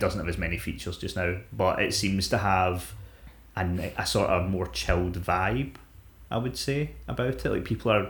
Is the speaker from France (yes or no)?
no; Scotland, United Kingdom; We're fucking Scottish.